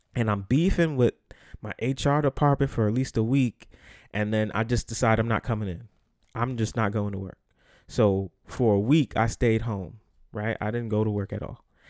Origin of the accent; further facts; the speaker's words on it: New York City, New York, United States; the Bronx, New York, where I'm from